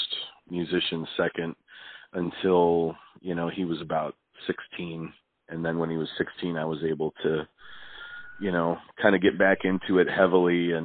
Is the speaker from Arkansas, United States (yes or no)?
no; Wisconsin, United States; also born or lived in Milwaukee, Wisconsin; I grew up in Wisconsin.